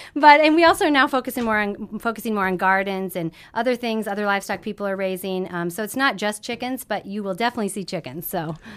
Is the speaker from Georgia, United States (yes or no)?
no; Lemmon, South Dakota, United States; moved away as an adult; also born or lived in Washington, D.C.; I grew up in Lemon, South Dakota